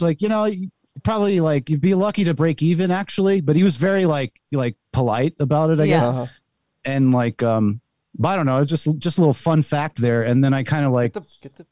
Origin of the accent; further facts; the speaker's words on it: Silver Spring, Maryland, United States; moved away; I'm from Maryland originally, Silver Spring, which is like right next to DC